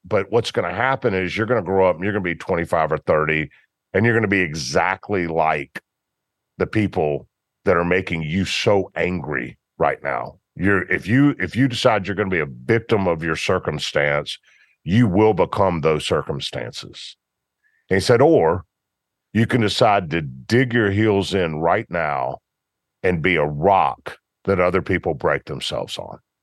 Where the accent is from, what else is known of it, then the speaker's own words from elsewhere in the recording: Memphis, Tennessee, United States; born and raised in Memphis